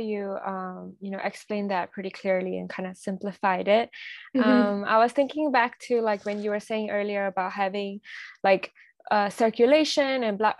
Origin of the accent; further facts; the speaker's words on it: Singapore; I was from Singapore. I was raised mm-hmm. in Singapore.